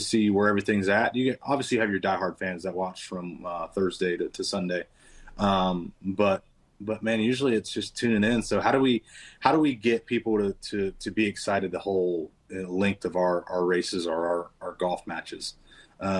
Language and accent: English; Kannapolis, North Carolina, United States; I grew up around Kannapolis